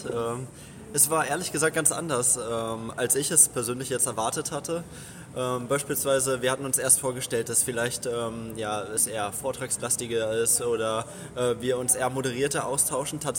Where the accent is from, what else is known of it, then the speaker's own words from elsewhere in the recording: Berlin, Germany; Genau, also wir kommen aus Berlin.